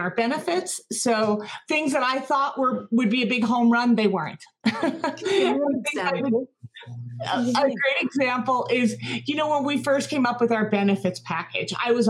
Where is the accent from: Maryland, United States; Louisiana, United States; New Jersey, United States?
New Jersey, United States; I grew up in New Jersey in a large family, which was half Polish